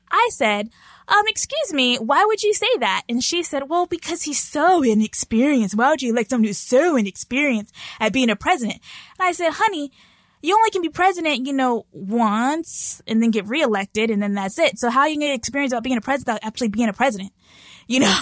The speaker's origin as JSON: {"language": "English", "region": "Texas", "country": "United States", "moved": "as an adult", "lives_now": "South Korea", "said": "I'm from Texas"}